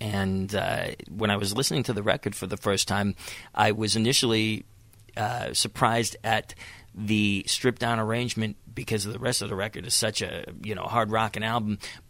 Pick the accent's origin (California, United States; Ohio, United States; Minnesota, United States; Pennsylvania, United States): Pennsylvania, United States; Johnstown; I'm originally from Johnstown, PA.